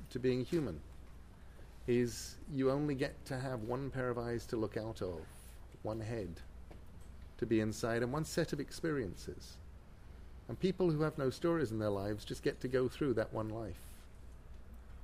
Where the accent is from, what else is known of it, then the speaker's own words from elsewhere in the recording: England, United Kingdom; I'm English.